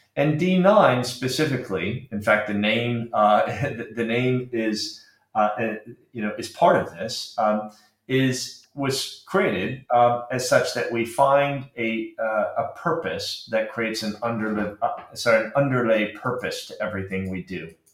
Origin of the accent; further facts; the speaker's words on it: Arizona, United States; moved away as an adult; also born or lived in Britain; now in United Kingdom; I uh, grew up in Arizona.